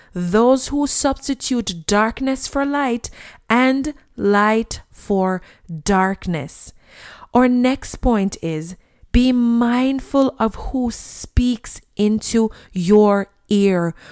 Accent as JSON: {"language": "English", "country": "Jamaica", "tie": "born or raised there", "said": "When I was a child and I grew up in Jamaica"}